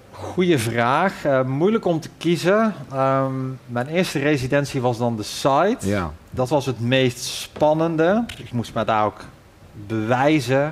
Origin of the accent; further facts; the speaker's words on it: Ossendrecht, North Brabant, Netherlands; now in Hoogstraten, Belgium; ik kom eigenlijk uit, eh, uit West-Brabant, Ossendrecht